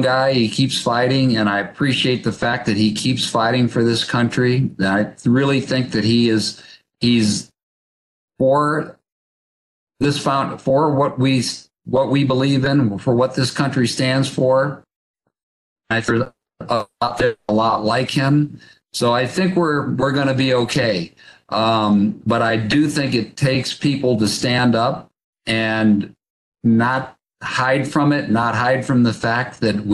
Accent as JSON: {"language": "English", "country": "United States"}